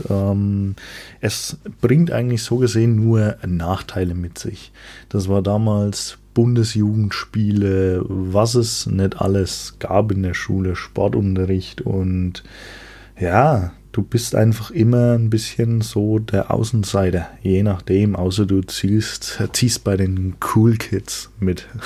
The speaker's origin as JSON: {"language": "German", "region": "Bavaria", "country": "Germany", "said": "Ich komme aus Franken, denn wie Einheimische wissen, Franken ist nicht Bayern."}